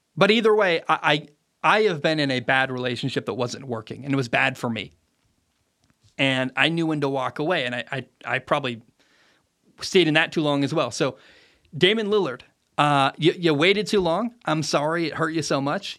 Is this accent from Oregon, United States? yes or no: yes; Portland, Oregon, United States; moved away; I grew up in Portland, Oregon, so I've got a lot of family ties there, and um, it's a city that doesn't feel like home anymore.